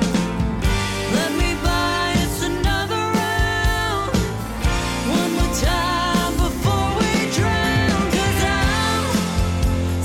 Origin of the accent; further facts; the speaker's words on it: Arkansas, United States; moved away; I'm from Arkansas